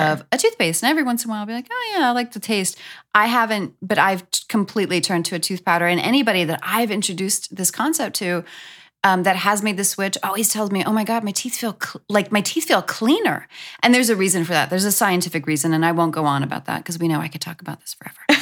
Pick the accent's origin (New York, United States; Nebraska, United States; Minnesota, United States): New York, United States; moved away; I'm from New York